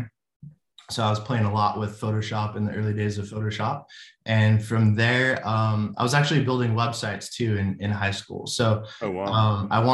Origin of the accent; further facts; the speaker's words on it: Anaheim, California, United States; moved away as an adult; now in Tennessee, United States; I was born in Anaheim, California, right 2 miles from Disneyland